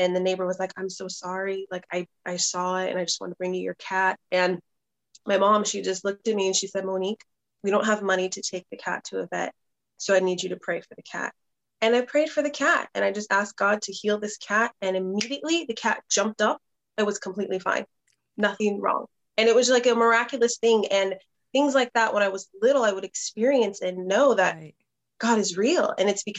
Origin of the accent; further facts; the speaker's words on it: Southern California, United States; born and raised in Southern California.